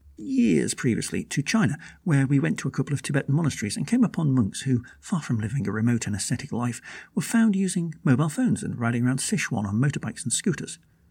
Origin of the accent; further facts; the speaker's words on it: United Kingdom; I say, it's hot, a lot, but I'm British, so again, my reference point is different.